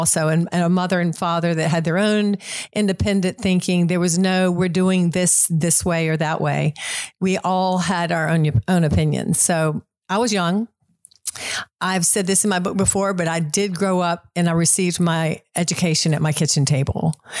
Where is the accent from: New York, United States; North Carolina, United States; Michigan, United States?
North Carolina, United States; Concord; Well, Concord, as you all know, is about 45 minutes north of Charlotte. It's a small community. It was even smaller when I grew up there.